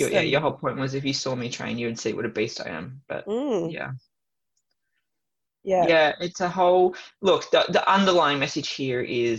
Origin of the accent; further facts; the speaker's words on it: Melbourne, Victoria, Australia; moved away; when I lived in Melbourne, like I grew up in Melbourne